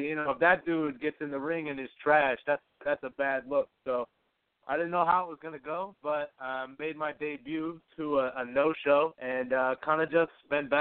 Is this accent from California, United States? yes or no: no; Baltimore, Maryland, United States; now in New York, United States; I grew up in Baltimore City. I've been in New York for, like, going on 9 years now